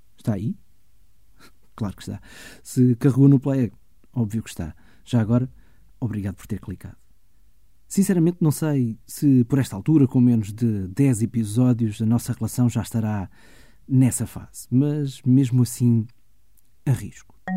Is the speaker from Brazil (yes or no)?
no; Germany; Eu nasci na Alemanha, ou melhor, nasci na República Federal da Alemanha em 1976